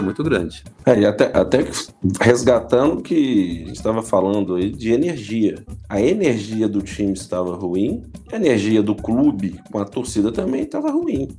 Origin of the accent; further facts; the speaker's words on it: Minas Gerais, Brazil; como bom mineiro que sou